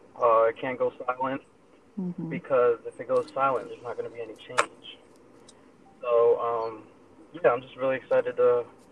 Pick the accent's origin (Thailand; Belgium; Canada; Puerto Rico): Puerto Rico; San Juan; now in Downingtown, United States; I am 22 years old. I was born and raised in San Juan, Puerto Rico, and I'm currently living in Downingtown, Pennsylvania.